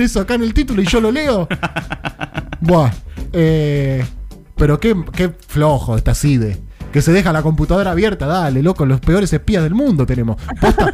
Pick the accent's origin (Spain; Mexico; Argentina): Argentina; Victoria, Buenos Aires Province; cuando era chico, vivía en Victoria, eh, zona norte de la provincia de Buenos Aires